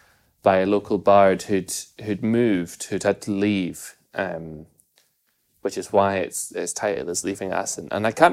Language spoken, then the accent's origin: English; Achiltibuie, Scotland, United Kingdom; growing up in Akhaltibu, because it's Akhaltibu is on the very edge of Ross and Cromarty or Rossshire, which is kind of like, you know, a part of the Highlands or the Highland Council area